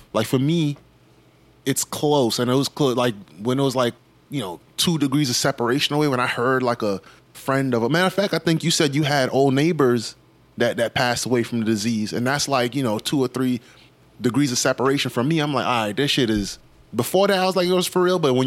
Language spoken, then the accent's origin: English; New York City, New York, United States; I grew up in New York and I've been in New York for a while